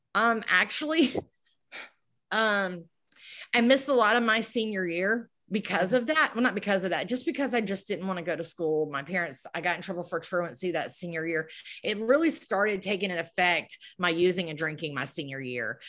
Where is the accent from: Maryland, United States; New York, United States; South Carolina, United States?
South Carolina, United States; Moncks Corner; I'm actually from Monk's Corner, South Carolina. It's a little town here, um, near Charleston, about thirty miles